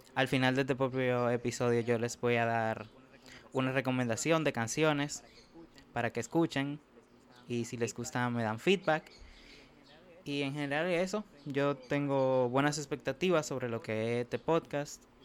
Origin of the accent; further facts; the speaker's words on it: Santo Domingo, Distrito Nacional, Dominican Republic; Yo nací en República Dominicana, la capital, Santo Domingo, como le dicen.